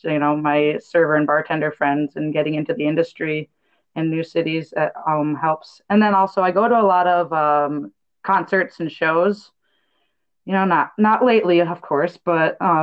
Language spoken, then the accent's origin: English; Upper Peninsula of Michigan, United States; moved away as an adult; also born or lived in Colorado; now in Bellingham, United States; I'm originally from the Upper Peninsula of Michigan, so lived on the Great Lakes, my whole life growing up